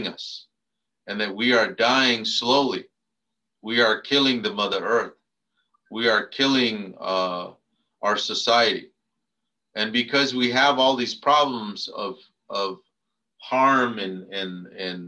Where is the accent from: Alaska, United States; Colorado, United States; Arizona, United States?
Arizona, United States; now in San Jose, United States; I come from Adishona, Arizona